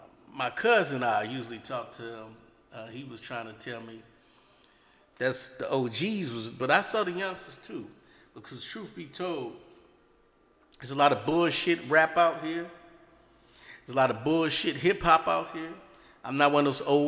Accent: the Bay Area, California, United States; I'm from the Bay

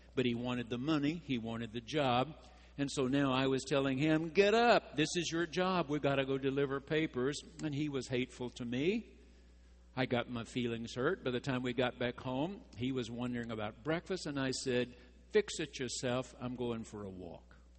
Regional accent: near Henderson, East Texas, United States; There was no midnight mass in my hometown. There weren't enough Roman Catholics to have a priest.

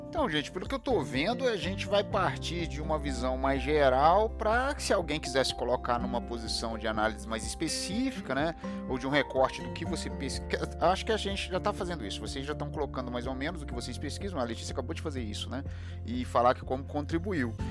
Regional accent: Juiz de Fora, Minas Gerais, Brazil; eu nasci em Juiz de Fora

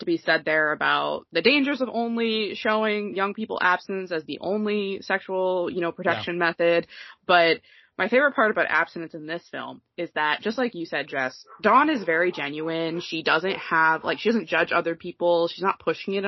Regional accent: New England, United States; I'm from New England, which was generally considered one of the, besides California, the more liberal part of the country

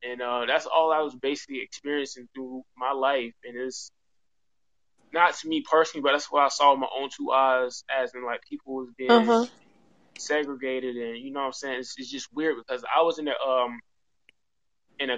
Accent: Atlanta, Georgia, United States; I'm from Atlanta, Georgia

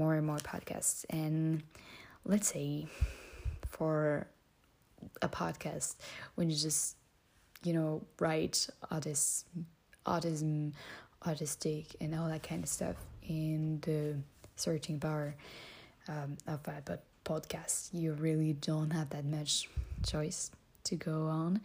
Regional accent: France; English is a second language; I'm French

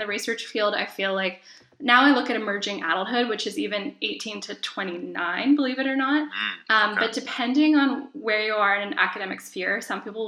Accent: Southern Ontario, Canada; I'm originally from Southern Ontario

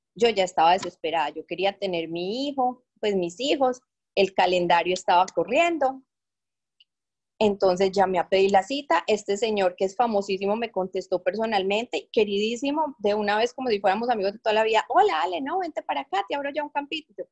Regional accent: Medellín, Antioquia, Colombia; moved away as an adult; also born or lived in Bogotá, Colombia; now in Panama; soy de Medellín, pero por circunstancias de la vida y por mi esposo, viví en Bogotá muchísimos años y ahora eh, les estoy hablando desde Panamá

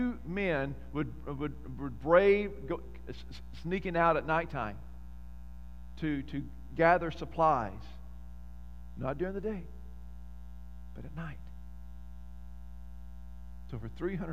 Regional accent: Lufkin, Texas, United States; growing up in Lufkin, there was this neighborhood, Inglewood

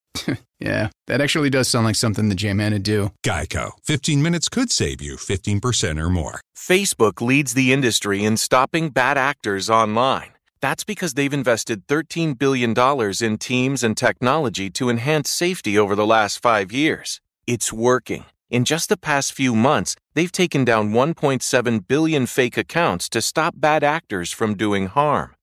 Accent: San Bernardino, California, United States; moved away as an adult; now in Switzerland; I am from San Bernardino, California, which is 45 minutes from Anaheim, California

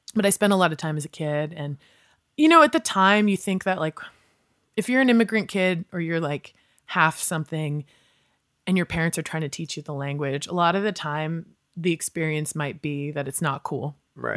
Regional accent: West Virginia, United States; moved away as an adult; also born or lived in New Orleans / Sacramento / New York City; now in Los Angeles, United States; growing up in West Virginia, I thought, oh, well, I'm a weirdo goth kid

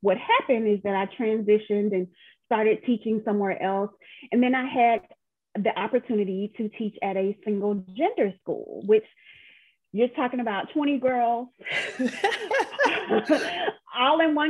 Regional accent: Atlanta, Georgia, United States; I was born and raised in Atlanta, and this is my home

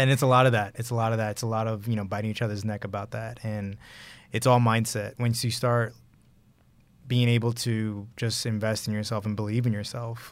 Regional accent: New York, United States; moved away; also born or lived in Houston; I grew up in Brooklyn, New York, and I was born in Houston, but I grew up in Brooklyn, New York

